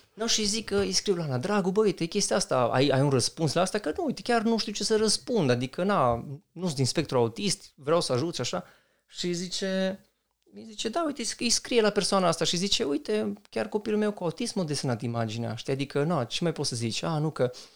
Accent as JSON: {"language": "Romanian", "country": "Romania", "said": "ca români"}